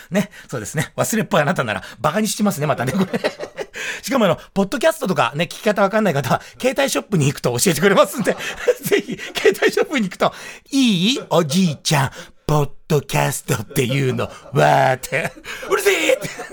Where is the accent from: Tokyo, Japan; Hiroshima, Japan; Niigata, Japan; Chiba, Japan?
Tokyo, Japan; 僕武蔵小山の駅前で生まれ育ってますから